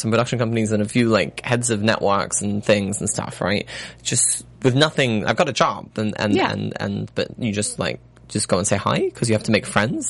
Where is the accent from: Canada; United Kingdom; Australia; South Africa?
Australia; accent: Australian; She said, where are you from? I said, Australia.